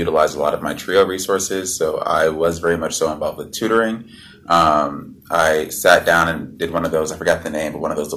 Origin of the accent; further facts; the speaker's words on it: Atlanta, Georgia, United States; I'm from Atlanta, Georgia